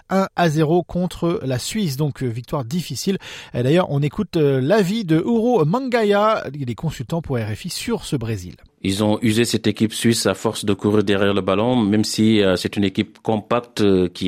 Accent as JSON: {"language": "French", "country": "Cameroon", "said": "C'est un match où on a mis les organes s'il vous plaît. Chez nous au Cameroun quand on qu'on a mis les organes ça veut dire qu'on a mis le cœur."}